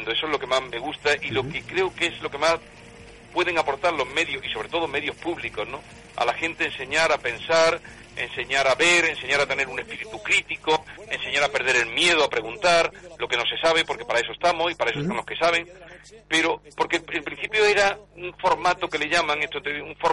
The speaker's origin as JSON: {"language": "Spanish", "region": "Andalusia", "country": "Spain", "also_born_or_lived": "Catalonia", "said": "viví en Cataluña, me encontré muy a gusto, pero yo, yo allí me di cuenta de que yo era andaluz y tenía que, lo poco mucho que yo pudiera hacer, tenía que hacerlo en mi tierra"}